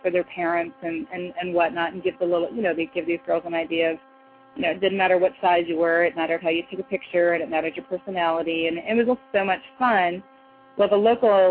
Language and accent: English; Canada; moved away as an adult; also born or lived in Toronto / Chicago; now in United States; a Canadian model living in the United States